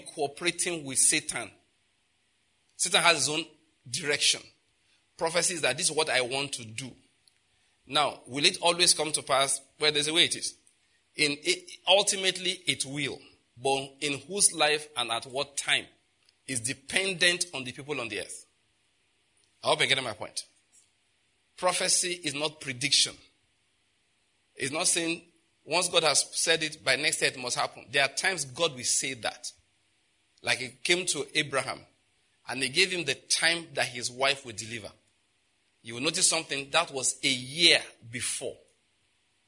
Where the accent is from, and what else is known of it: Nigeria